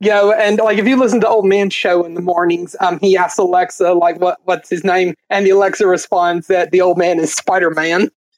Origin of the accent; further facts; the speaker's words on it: Southern United States, United States; accent: southern drawl; Okay. Well, that is true because of the southern drawl in my accent.